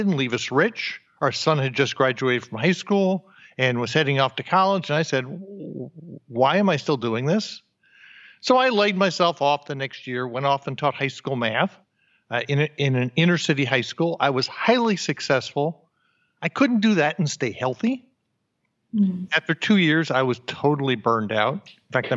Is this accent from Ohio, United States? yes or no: no; New Jersey, United States; moved away; also born or lived in New York / Austin, Texas; born in New York, raised in New Jersey